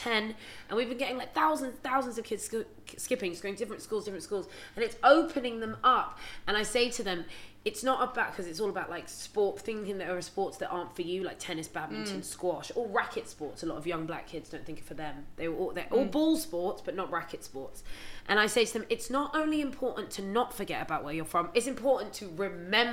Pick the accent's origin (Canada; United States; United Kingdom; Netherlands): United Kingdom; London; I was raised in West London